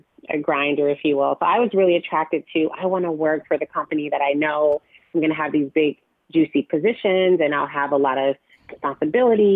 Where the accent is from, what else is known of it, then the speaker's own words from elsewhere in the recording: Chicago, Illinois, United States; moved away as an adult; also born or lived in Los Angeles; now in New York, United States; Born and raised in Chicago